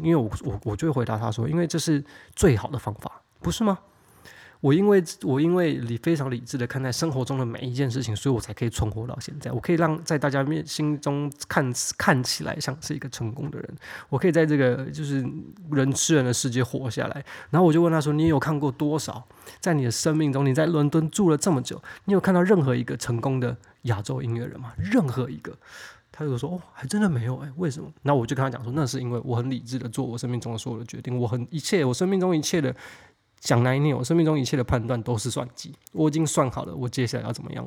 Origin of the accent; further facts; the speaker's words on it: Taiwan; 跟我一样在，呃，台湾长大的孩子